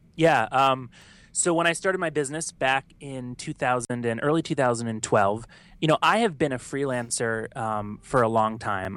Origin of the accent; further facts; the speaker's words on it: the South, United States; now in New York, United States; I'm from the South, and so if I told anyone back home that I did that, they'd make fun of me